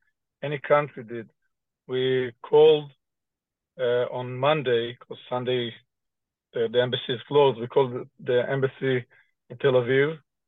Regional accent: Canada; now in Israel; I explained that I was born in Canada, my mother, my father, my sister, my brother, they're all Canadian. My grandmother is Canadian.

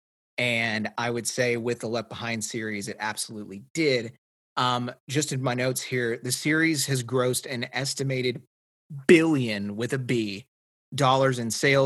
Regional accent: Tennessee, United States; I grew up in Tennessee

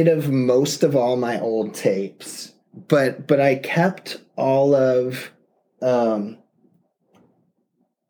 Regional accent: Tacoma, Washington, United States; also born or lived in Seattle; I grew up in Tacoma, and then went to college in Seattle

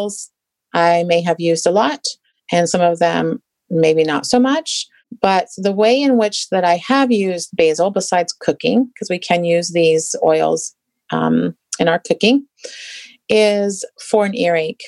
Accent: England, United Kingdom; moved away; I grew up in England

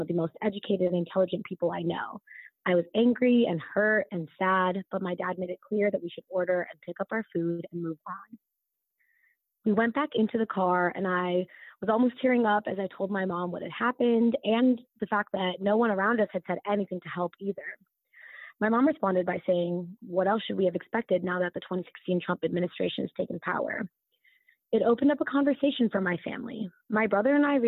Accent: United States; accent: American; being Desi and growing up in the U.S.

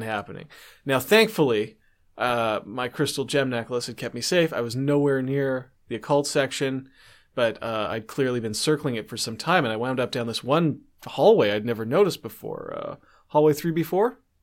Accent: Canada

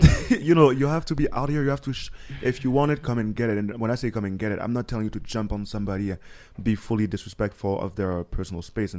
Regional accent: Canada; also born or lived in United States; Just, you know, staring because I'm French Canadian and American, so you have to add a little Frenchness to it.

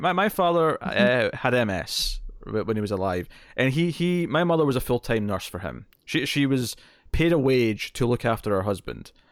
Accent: Scotland, United Kingdom; I'm Scottish

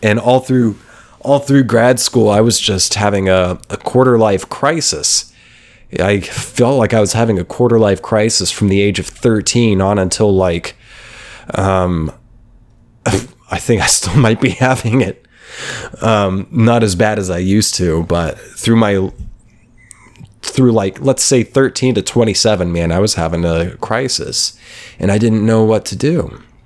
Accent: Oklahoma, United States; moved away; I was coming from Oklahoma, from middle of nowhere, Oklahoma, um, where I grew up mostly, from the age of ten.

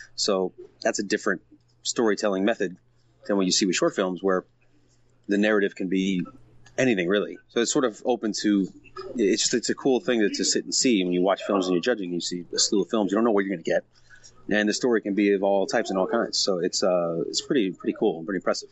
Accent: Miami, Florida, United States; moved away as an adult; now in Los Angeles, United States; We went to high school together. We were childhood friends from Miami, Florida. Um, I moved here in 2000 from Miami.

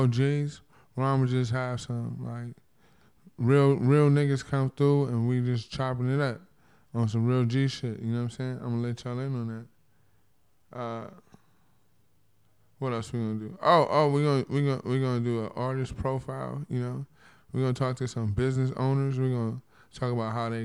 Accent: Compton, California, United States; I'm from Compton, California.

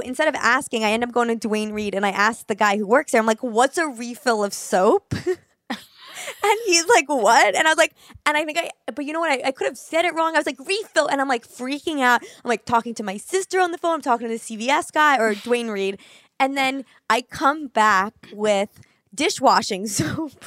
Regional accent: New York City, New York, United States; growing up in New York City

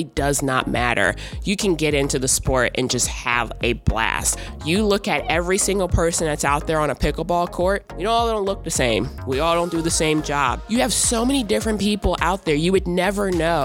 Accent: Hartford, Connecticut, United States; moved away as an adult; also born or lived in Florida; now in Charlottesville, United States; I'm actually originally from Hartford, Connecticut. I went to school there. I went to college there

